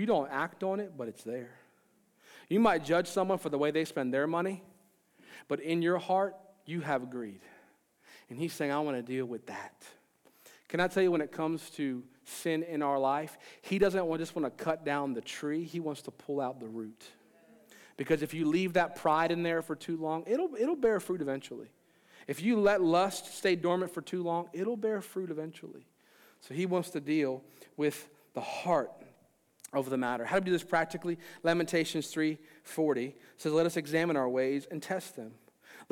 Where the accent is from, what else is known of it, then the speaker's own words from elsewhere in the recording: Maryland, United States; I'm from Maryland